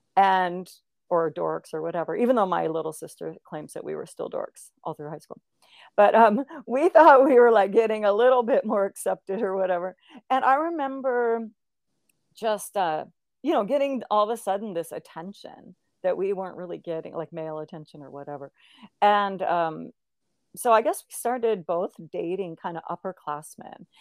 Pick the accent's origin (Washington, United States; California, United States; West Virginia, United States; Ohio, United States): Washington, United States; Olympia; I grew up in Olympia, Washington